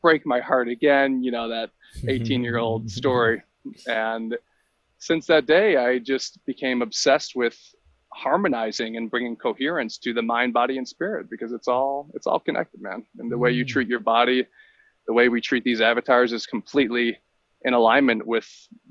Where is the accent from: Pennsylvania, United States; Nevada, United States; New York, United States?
New York, United States; Buffalo; now in La Grande, United States; I grew up in Buffalo, New York. And I now live in La Grande, Oregon.